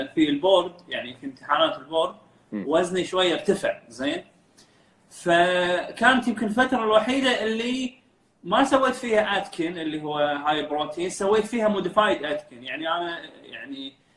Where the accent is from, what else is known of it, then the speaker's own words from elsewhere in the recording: Kuwait; also born or lived in Dublin, Ireland; احنا كخليجيين